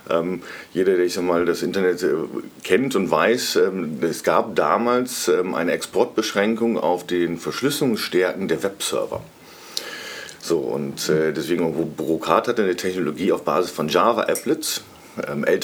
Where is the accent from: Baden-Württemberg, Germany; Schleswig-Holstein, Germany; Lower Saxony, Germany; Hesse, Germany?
Lower Saxony, Germany; Cloppenburg; now in Munich, Germany; aufgewachsen bin ich in Kloppenburg